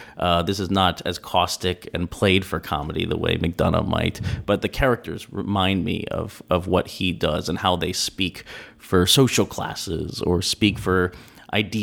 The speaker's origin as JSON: {"language": "English", "town": "Villanova", "region": "Pennsylvania", "country": "United States", "tie": "born or raised there", "said": "I grew up in Pennsylvania on the main line near Villanova"}